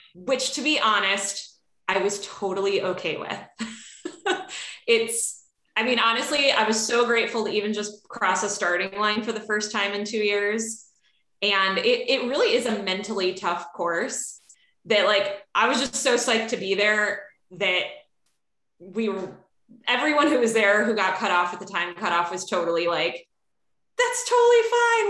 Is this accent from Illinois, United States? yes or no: yes; Chicago, Illinois, United States; accent: flat A; now in Seattle, United States; I am Catherine's neighbor to the north in Seattle, but I'm originally from Chicago. So if you if you hear a flat A anywhere in my words. It's because